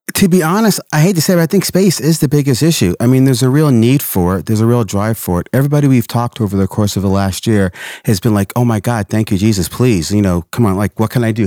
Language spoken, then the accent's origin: English; Portland, Oregon, United States; I grew up in Portland